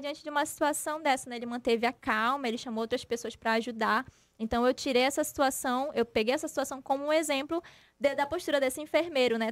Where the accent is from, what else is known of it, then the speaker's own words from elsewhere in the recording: Tefé, Amazonas, Brazil; now in Manaus, Brazil; eu não sou daqui, eu sou do interior, sou de Tefé